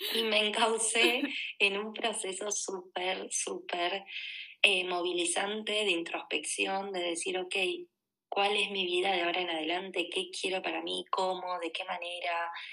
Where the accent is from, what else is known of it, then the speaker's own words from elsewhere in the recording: Argentina; moved away as an adult; also born or lived in Buenos Aires; now in Barcelona, Spain; Soy argentina, tengo 33 años.